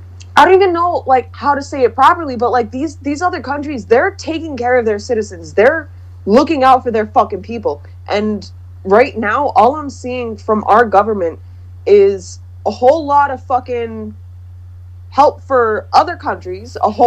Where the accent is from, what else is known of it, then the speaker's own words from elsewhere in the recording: United States; I'm, like, afraid to travel the world because I'm fucking American.